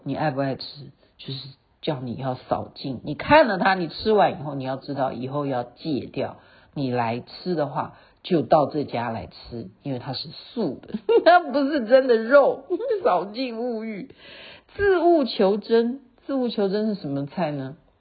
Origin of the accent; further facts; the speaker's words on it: Taiwan; 因为我是台湾来的